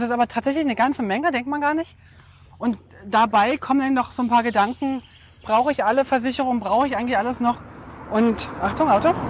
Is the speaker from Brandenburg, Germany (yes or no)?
yes; Brandenburg, Germany; Und dieses Zuhause ist äh, tatsächlich da, wo ich herkomme, ähm, im Brandenburger Land bei Berlin.